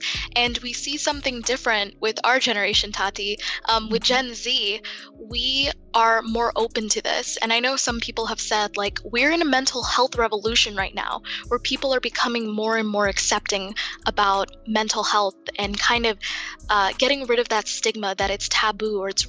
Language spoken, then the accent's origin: English; United States; I myself was born and raised in the United States